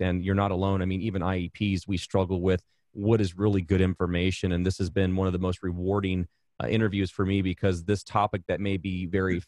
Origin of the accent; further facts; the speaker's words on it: Arizona, United States; I hail from Arizona